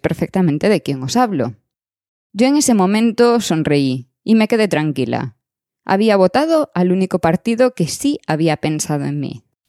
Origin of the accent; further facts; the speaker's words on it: Spain; moved away; España es una parte de nosotros